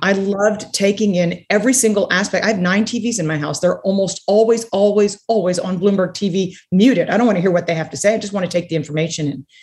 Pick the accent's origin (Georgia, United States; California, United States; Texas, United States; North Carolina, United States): Texas, United States; San Antonio; also born or lived in Connecticut; the whole family ended up coming back to Texas. And so I, I spent my summers growing up in Connecticut